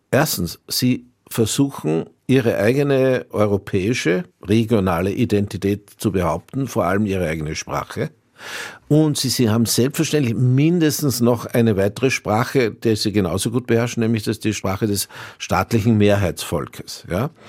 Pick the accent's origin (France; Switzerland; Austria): Austria; Wie sehr das jetzt mit, mein, mit Österreich und meiner, ja, könnte man sagen, nicht nur nur hm, kleinösterreichisch-heutigen, sondern eher altösterreichisch äh, Vergangenheit zusammen